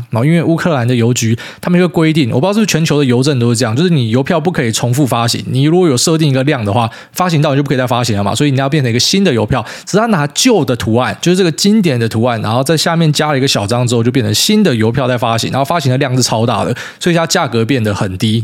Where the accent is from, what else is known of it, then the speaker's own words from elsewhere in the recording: Taiwan; 特别你身为一个台湾人